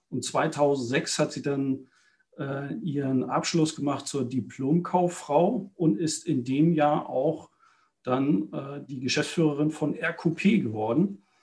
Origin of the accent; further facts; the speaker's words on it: North Germany, Germany; War hier in der Nähe von Hamburg äh, dann groß geworden.